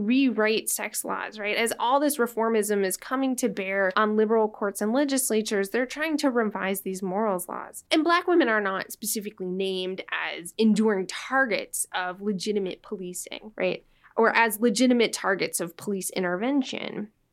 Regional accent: Los Angeles, California, United States; moved away; I was born and raised in Los Angeles

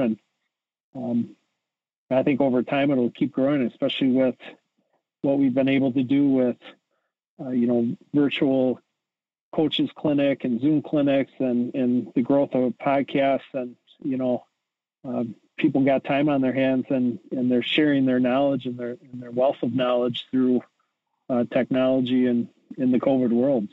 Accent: Edgerton, Wisconsin, United States; I grew up in Edgerton, Wisconsin

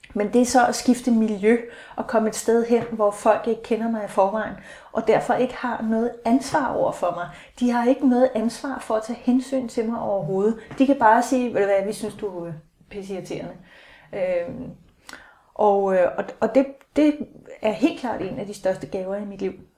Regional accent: Aalborg, North Denmark Region, Denmark; now in Hellerup, Denmark; jeg er 49, født i 66, i Aalborg

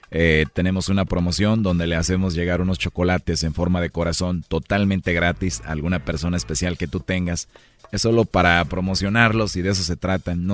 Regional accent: Guadalajara, Jalisco, Mexico; Yo soy de Guadalajara.

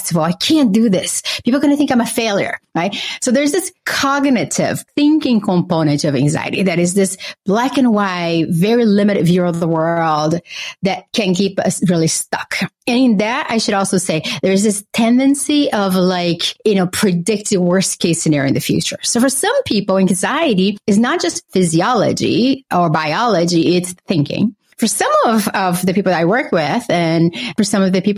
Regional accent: Brazil; now in Boston, United States; I grew up in Brazil with a single mother

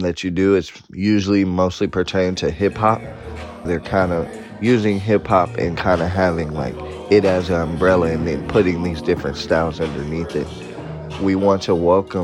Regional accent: Oakland, California, United States; I'm from Oakland, California

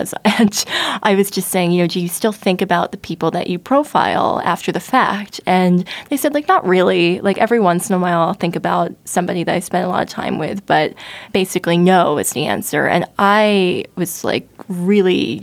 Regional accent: central New Jersey, United States; I grew up in Jersey

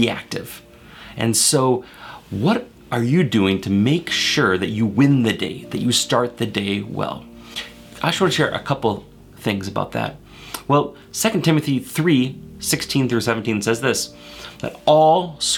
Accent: Maple Grove, Minnesota, United States; I grew up in Minnesota, right here in Maple Grove

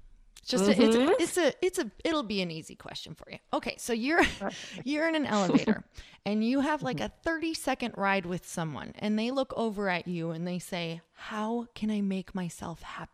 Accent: Midwest, United States; now in California, United States; I come from the Midwest. So let me tell you, money, there's a whole lot of everything tied to it. So, living out in California is totally different.

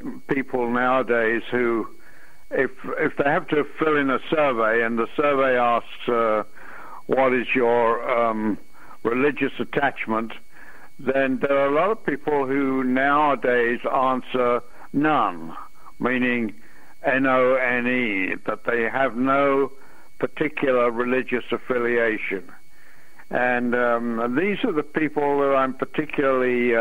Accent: England, United Kingdom; moved away as an adult; also born or lived in London; now in United States; I was born in England, and I went to college in Imperial College London University

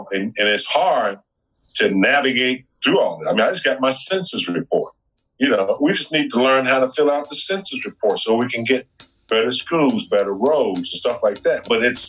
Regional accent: the South, United States; moved away as an adult; now in Los Angeles, United States; growing up in the South, we just didn't get Mexican food. Mm-hmm. We didn't have that heritage.

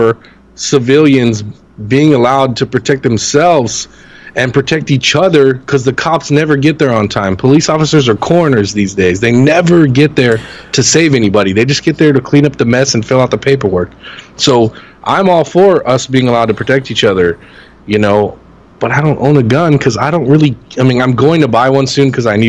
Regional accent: Los Angeles, California, United States; born or raised there

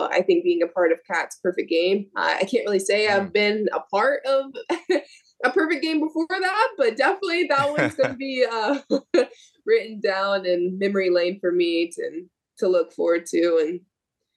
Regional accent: Sneads, Florida, United States; my hometown. I'm only 45 minutes west from Tallahassee

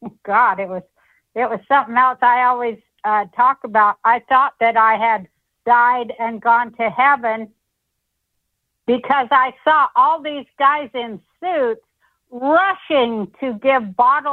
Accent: Utah, United States; moved away as an adult; also born or lived in Denver, Colorado / Hollywood, California; I grew up in Utah and started comedy in Colorado, in Denver

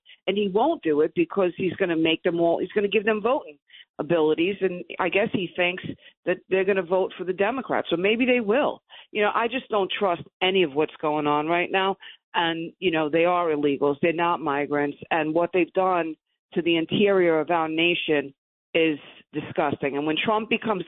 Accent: New York City, New York, United States; I'm a kid from Brooklyn. When we grew up, we always said, you know, good morning, sir

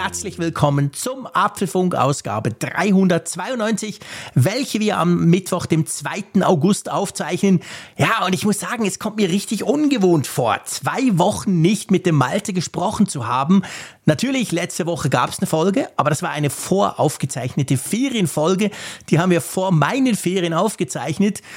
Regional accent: Switzerland; ich bin Schweizer

